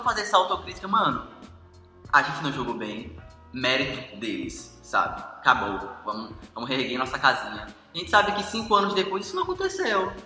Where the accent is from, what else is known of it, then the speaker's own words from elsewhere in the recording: Brazil; nós brasileiros